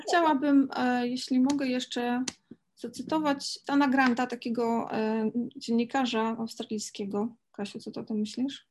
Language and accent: Polish; Poland; my się urodziłyśmy w środkowej, e, w środku Europy, w sercu Europy, Polsce